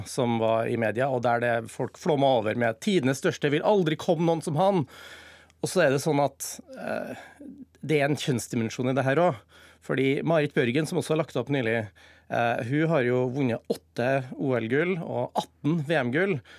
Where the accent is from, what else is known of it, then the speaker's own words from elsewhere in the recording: Trøndelag, Norway; Trønder og, og journalist